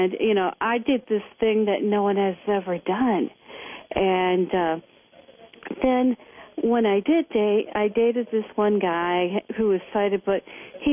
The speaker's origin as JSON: {"language": "English", "town": "Cleveland", "region": "Ohio", "country": "United States", "moved": "as an adult", "lives_now": "Los Angeles, United States", "said": "I was from Cleveland."}